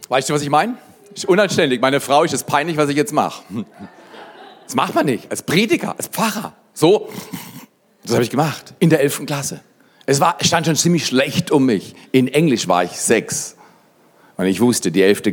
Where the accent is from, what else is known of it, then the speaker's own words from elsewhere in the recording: Black Forest, Baden-Württemberg, Germany; bei uns im Schwarzwald